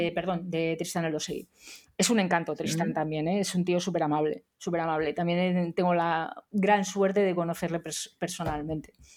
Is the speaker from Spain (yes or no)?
yes; Madrid, Community of Madrid, Spain; yo como madrileña, eh, como buena madrileña